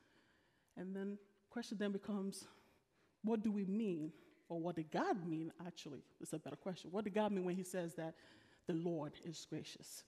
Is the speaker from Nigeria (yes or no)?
yes; Nigeria; I'm Nigerian